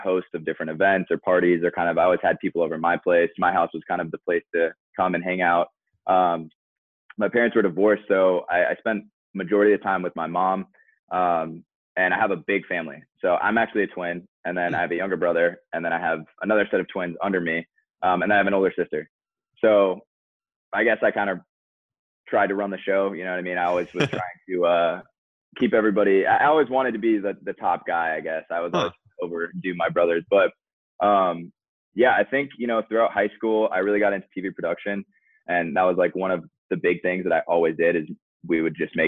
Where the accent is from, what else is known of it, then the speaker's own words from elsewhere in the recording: Eden Prairie, Minnesota, United States; now in Orlando, United States; I'm from Eden Prairie